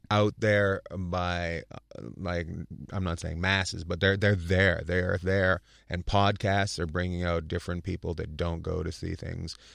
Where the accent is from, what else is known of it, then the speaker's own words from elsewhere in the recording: New Jersey, United States; where'd you grow up? In New Jersey.